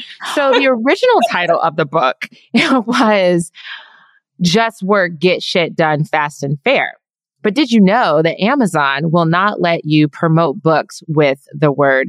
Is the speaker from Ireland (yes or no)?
no; Trier, Rhineland-Palatinate, Germany; born there; first language German; English is a second language; also born or lived in Belgium; First fact, I was born in Trier, Germany, which is where my name comes from. Second fact, English is my third language. First was German.